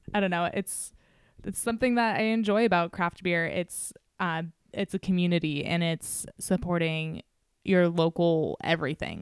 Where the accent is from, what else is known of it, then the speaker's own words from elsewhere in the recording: Novato, California, United States; moved away; not like Nevada is my hometown, but, you know, I definitely did some growing up here